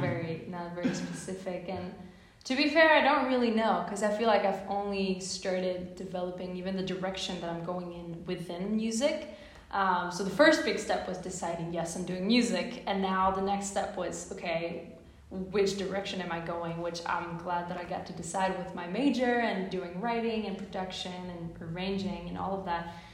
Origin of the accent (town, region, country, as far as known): Ostrava, Moravian-Silesian Region, Czechia; first language Czech; English is a second language; moved away as an adult; now in Boston, United States